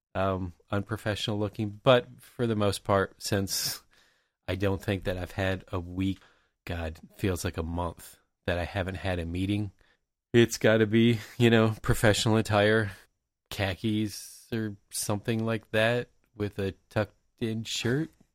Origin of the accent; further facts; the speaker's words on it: Tampa Bay area, Florida, United States; growing up in the Tampa Bay area